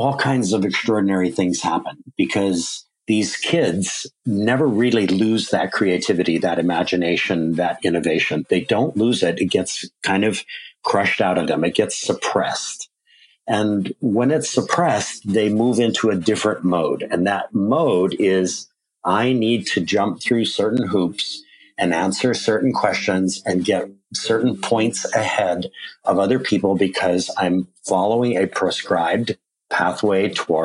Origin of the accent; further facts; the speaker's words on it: Hawaii, United States; my home state of Hawaii